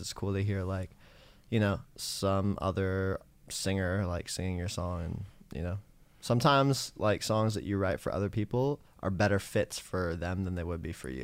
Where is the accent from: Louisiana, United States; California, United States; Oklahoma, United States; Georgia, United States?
California, United States; San Francisco; now in Los Angeles, United States; I grew up in San Francisco, and I started writing songs in high school